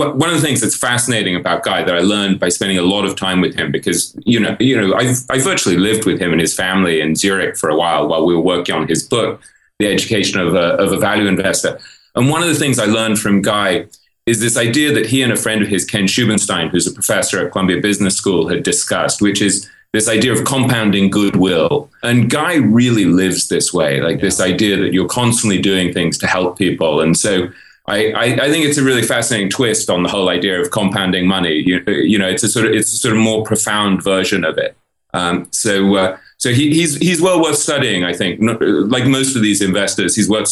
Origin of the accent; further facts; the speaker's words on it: England, United Kingdom; moved away as an adult; also born or lived in New York; I grew up in England